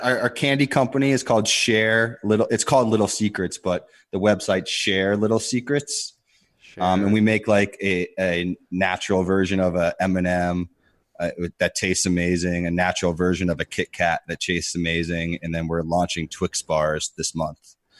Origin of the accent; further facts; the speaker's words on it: Pittsburgh, Pennsylvania, United States; born there; Yeah, I was born in Pittsburgh, so I'm a big Steelers fan.